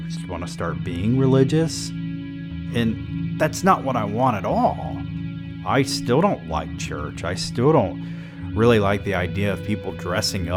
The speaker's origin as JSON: {"language": "English", "region": "the South", "country": "United States", "tie": "born or raised there", "said": "I grew up in the South"}